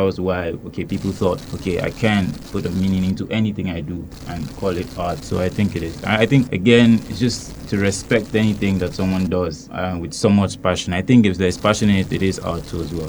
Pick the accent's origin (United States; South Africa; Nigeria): Nigeria; moved away as an adult; now in Hungary; I'm from Nigeria